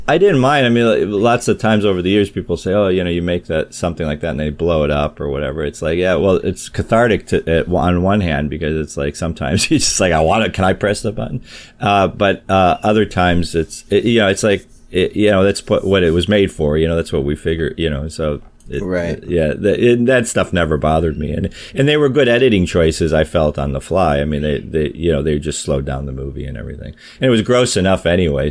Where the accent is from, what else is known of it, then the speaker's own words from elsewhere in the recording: Chicago, Illinois, United States; I'm from Chicago, so I was uh, working at an amusement park in Chicago.